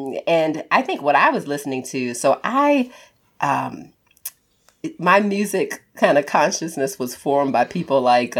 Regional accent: Baltimore, Maryland, United States; I told you I was from Baltimore.

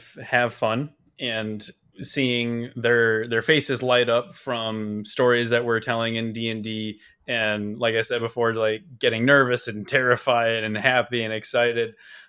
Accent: Chicago, Illinois, United States; I grew up in the Chicago area my whole life.

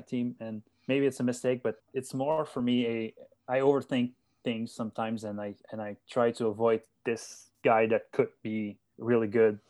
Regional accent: Gatineau, Quebec, Canada; I'm from Gatineau, as you said. It's, uh, it's about ten minutes, I live about ten minutes from, uh, from downtown Ottawa

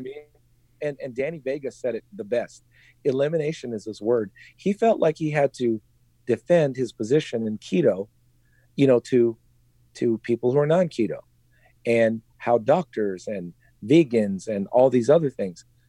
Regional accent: Philippines; I'm Filipino.

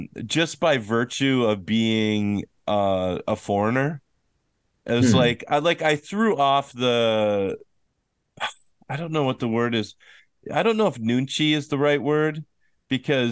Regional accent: Minnesota, United States; now in South Korea; I'm from Minnesota

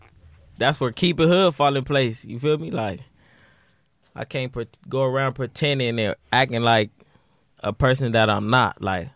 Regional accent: Los Angeles, California, United States; also born or lived in Watts, Los Angeles; I grew up in South Central.

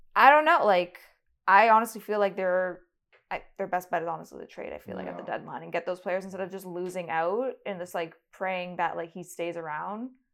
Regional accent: Toronto, Ontario, Canada; I'm from Toronto.

